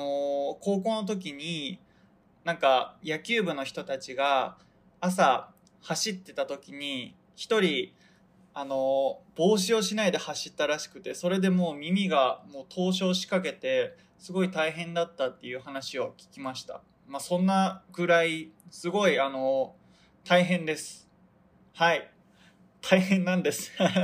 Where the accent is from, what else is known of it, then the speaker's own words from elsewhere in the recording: Hokkaido, Japan; now in Tokyo, Japan; 北海道に地元に帰る予定なんですけど